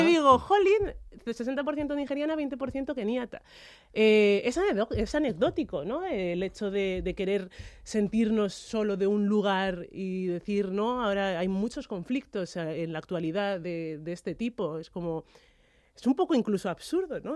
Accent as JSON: {"language": "Spanish", "town": "Madrid", "region": "Community of Madrid", "country": "Spain", "tie": "born or raised there", "said": "nacido y me he criado en España"}